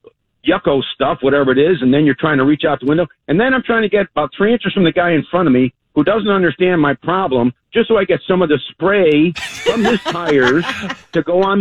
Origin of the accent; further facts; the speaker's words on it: Chicago, Illinois, United States; I'm from Chicago